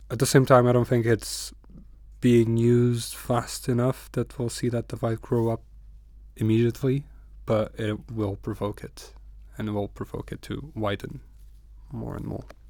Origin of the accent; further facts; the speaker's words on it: Porto, Norte, Portugal; English is a second language; moved away as an adult; now in Newcastle, United Kingdom; it reminds me of my hometown a lot. I come from Porto